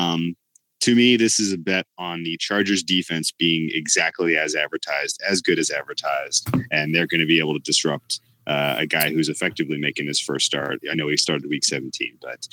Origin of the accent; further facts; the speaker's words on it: Houston, Texas, United States; my hometown heroes